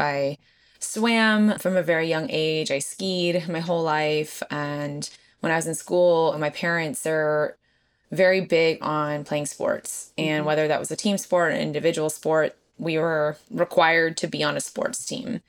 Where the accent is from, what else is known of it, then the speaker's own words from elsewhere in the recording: Southern California, United States; moved away as an adult; I'm from Southern California